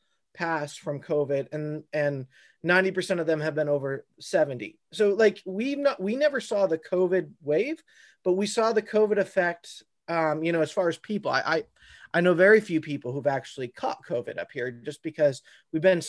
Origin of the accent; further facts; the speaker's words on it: Vermont, United States; I am from Vermont